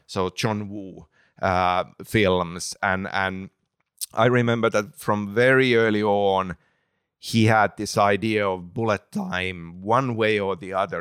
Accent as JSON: {"language": "English", "country": "Finland", "tie": "born or raised there", "second_language": "English", "said": "growing up in Finland"}